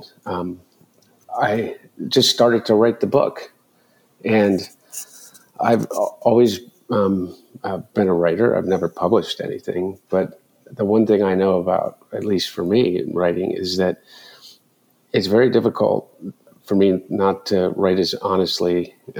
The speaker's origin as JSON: {"language": "English", "region": "Delaware", "country": "United States", "tie": "born or raised there", "said": "growing up in Delaware"}